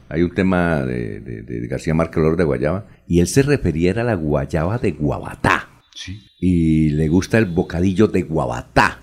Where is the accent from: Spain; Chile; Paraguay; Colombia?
Colombia; Bucaramanga, Santander; also born or lived in Girón